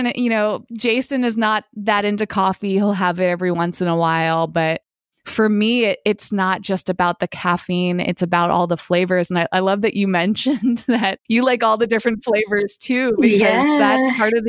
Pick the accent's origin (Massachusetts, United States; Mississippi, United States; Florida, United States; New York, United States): Massachusetts, United States; moved away as an adult; also born or lived in Boston; now in Los Angeles, United States; I grew up in Massachusetts and I went to school in Boston. I live in Los Angeles now.